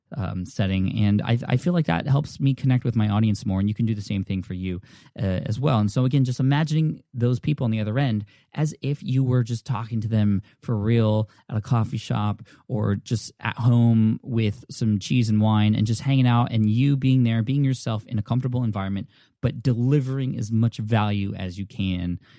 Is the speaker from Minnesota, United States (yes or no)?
no; California, United States; I'm from California